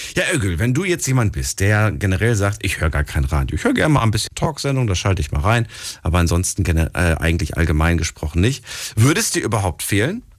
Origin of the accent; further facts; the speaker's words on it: Hesse, Germany; ich komme ja auch aus Hessen